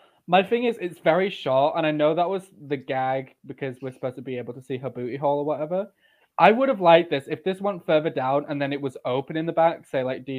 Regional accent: York, Yorkshire and the Humber, United Kingdom; I'm from York.

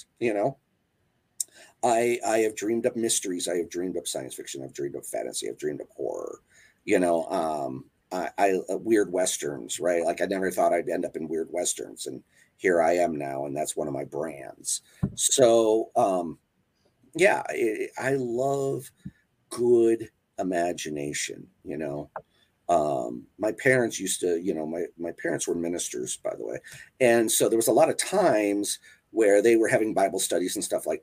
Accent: Wisconsin, United States; I grew up in Wisconsin

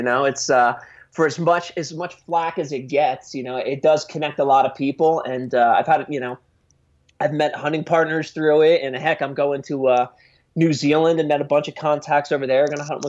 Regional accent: New Jersey, United States; I grew up in New Jersey and then went down to school in University of Delaware.

